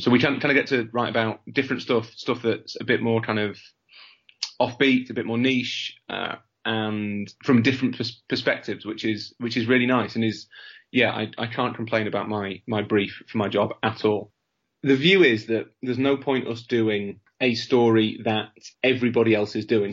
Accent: Leeds, Yorkshire and the Humber, United Kingdom; I'm from Leeds

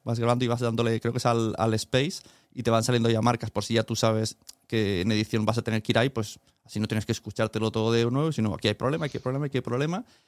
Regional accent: Spain; como español

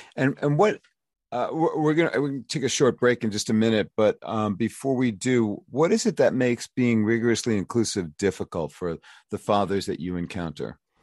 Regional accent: New York, United States; now in Philadelphia, United States; I'm from New York, but I live in Philly and I have been here for thirty-five years

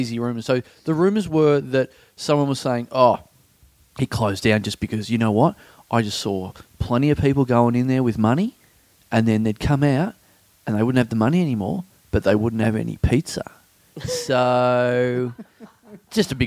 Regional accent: Maryborough, Victoria, Australia; also born or lived in Ballarat; now in Melbourne, Australia; growing up in Maryborough, there was no chain stores.

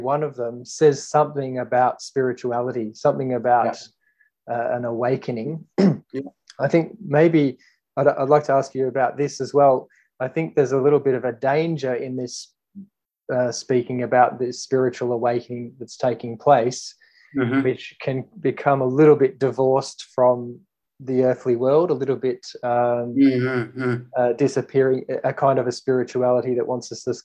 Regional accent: Australia; moved away; as an Australian

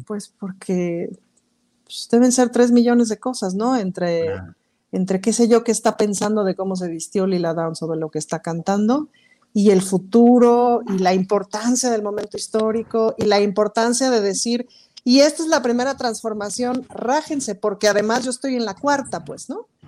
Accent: Mexico; somos mexicanos

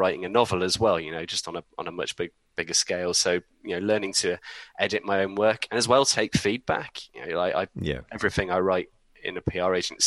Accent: Leeds, Yorkshire and the Humber, United Kingdom; moved away as an adult; now in Oxfordshire, United Kingdom; I'm from Leeds originally, I live down in Oxfordshire now

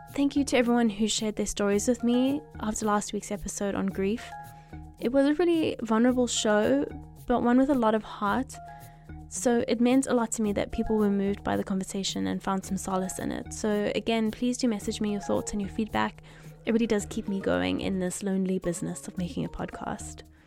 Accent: South Africa; I'm I'm from South Africa

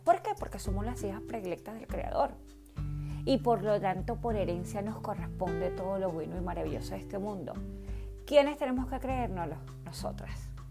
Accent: Caracas, Capital District, Venezuela; Nací en Caracas, Venezuela, hace 49 años.

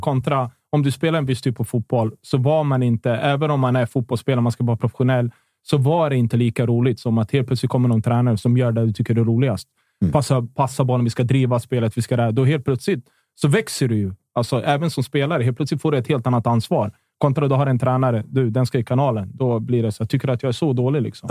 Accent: Örebro, Örebro County, Sweden; när jag var ung i Örebro

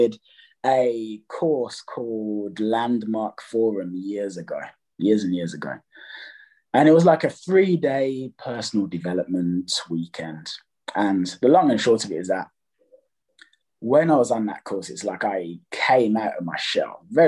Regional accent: Jamaica; I'm Jamaican

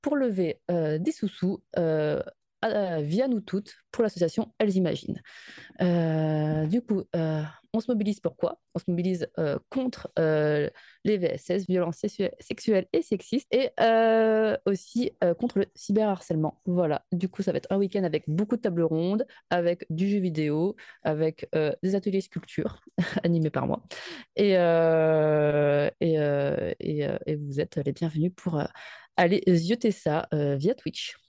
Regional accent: France; also born or lived in Paris suburbs; en tant que Française, au chaud dans sa banlieue parisienne

